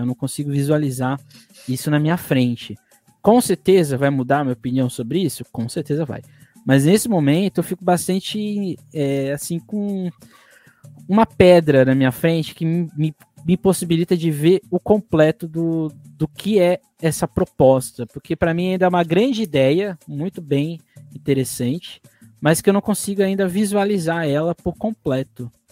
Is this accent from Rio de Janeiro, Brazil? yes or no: no; São Paulo, Brazil; eu sou do Grajão, né, nasci lá